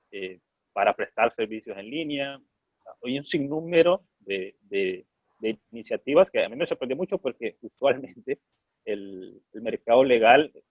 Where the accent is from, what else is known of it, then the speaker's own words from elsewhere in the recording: Honduras; Yo estaba en Honduras, yo soy de Honduras